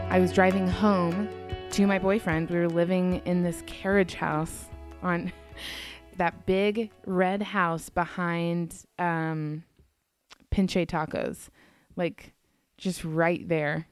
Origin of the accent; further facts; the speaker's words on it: the South, United States; moved away as an adult; also born or lived in Colorado; I grew up in the South.